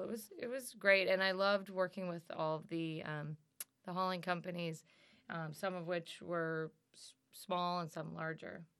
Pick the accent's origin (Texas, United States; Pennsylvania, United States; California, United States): Pennsylvania, United States; moved away as an adult; also born or lived in upstate New York; now in New York, United States; I was the youngest of four, uh, four growing up in Pennsylvania.